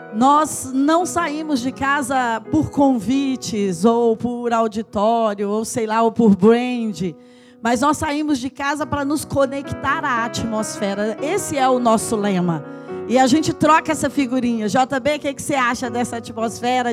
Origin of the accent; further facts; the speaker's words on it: Patos de Minas, Minas Gerais, Brazil; moved away; also born or lived in João Pinheiro, Brazil; eu nasci em Patos de Minas, eu morei em João Pinheiro, as nossas fazendas eram aqui perto de João Pinheiro